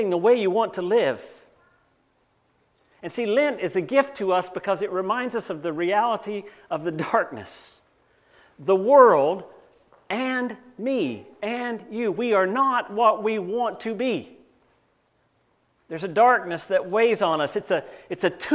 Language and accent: English; North Carolina, United States; now in Canada; I grew up in North Carolina.